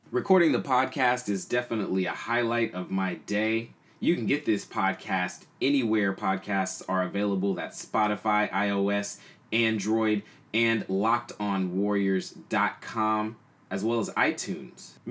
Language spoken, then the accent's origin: English; Oakland, California, United States; also born or lived in San Francisco; I was born in San Francisco, raised in Oakland